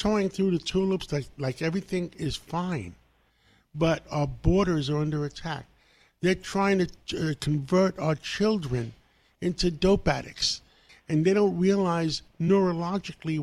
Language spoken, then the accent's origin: English; New York City, New York, United States; English is a second language; I grew up in Harlem. I had nothing. English was my second language. My parents brought me over. I was 6 months old